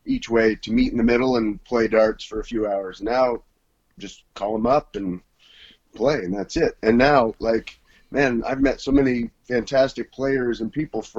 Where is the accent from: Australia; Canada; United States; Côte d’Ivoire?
Canada; from Canada